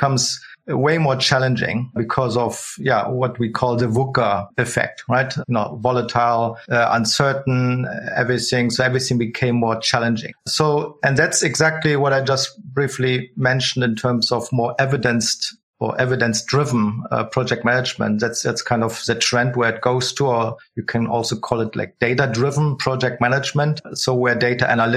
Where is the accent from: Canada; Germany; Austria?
Germany; Berlin; also born or lived in Switzerland near Zurich; now in Zurich, Switzerland; I'm from Berlin originally